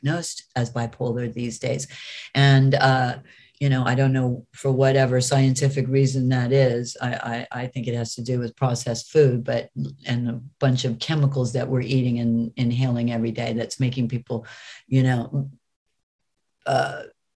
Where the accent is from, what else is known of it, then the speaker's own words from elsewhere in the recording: United States; I'm American